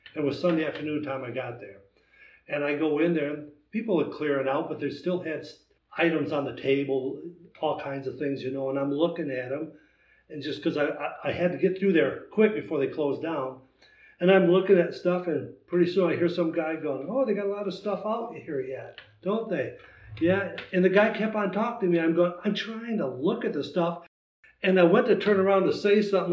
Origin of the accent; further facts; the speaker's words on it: Wisconsin, United States; now in Indiana, United States; I'm from Wisconsin originally